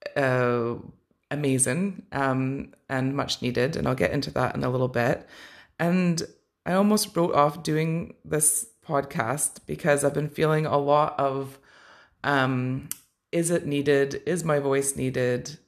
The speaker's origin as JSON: {"language": "English", "country": "Canada", "tie": "born or raised there", "said": "growing up in Canada"}